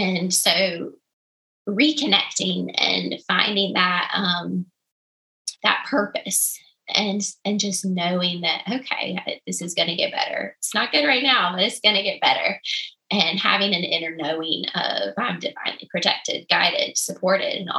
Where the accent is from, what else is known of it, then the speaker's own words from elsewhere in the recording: the South, United States; I'm from the South. We cook everything in grease and a lot of biscuits